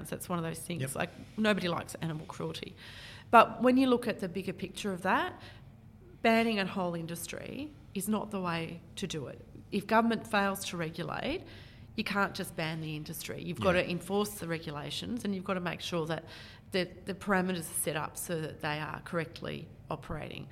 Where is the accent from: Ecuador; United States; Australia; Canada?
Australia; Canberra, Australian Capital Territory; now in Maitland, Australia; I was born in Canberra.